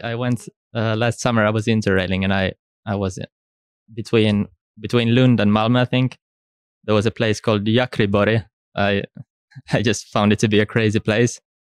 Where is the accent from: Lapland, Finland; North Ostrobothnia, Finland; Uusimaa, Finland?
Uusimaa, Finland; Helsinki; also born or lived in Stockholm, Sweden; I'm originally from Helsinki in Finland